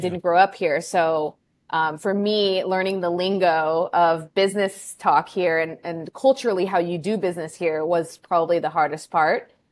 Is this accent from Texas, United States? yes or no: no; California, United States; moved away as an adult; also born or lived in Chicago; now in Peru; I'm actually from California, grew up there, then lived in Chicago for eight years, and am more recently have become a transplant to Peru in South America